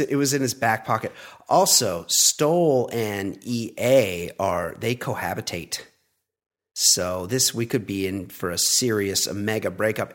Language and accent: English; California, United States; I'm a California guy